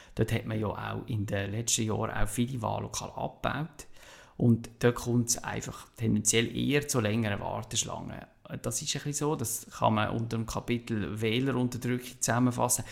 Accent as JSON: {"language": "German", "country": "Switzerland", "also_born_or_lived": "Basel-Stadt", "said": "als Schweizer"}